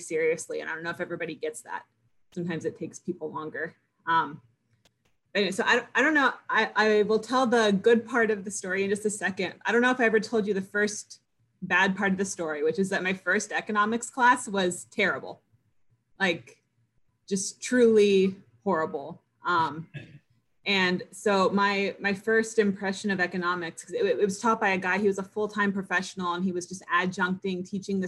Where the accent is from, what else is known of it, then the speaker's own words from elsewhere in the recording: United States; we're all relatively privileged growing up in the United States.